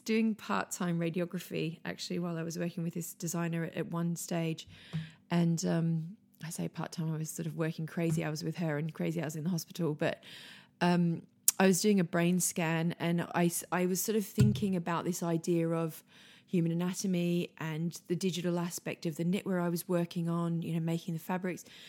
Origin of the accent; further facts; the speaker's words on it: Australia; moved away as an adult; now in London, United Kingdom; I grew up on a farm, um, in, in rural Australia, um, a wool farm, actually.